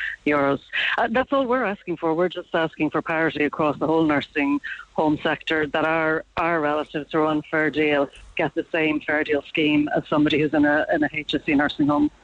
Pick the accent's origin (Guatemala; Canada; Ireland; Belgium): Ireland; Dublin, Leinster; now in Cork, Ireland; I'm originally from Dublin, as is my mum. But I live in Cork